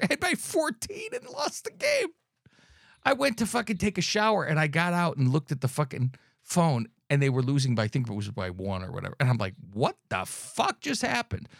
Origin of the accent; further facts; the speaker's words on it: California, United States; I'm from California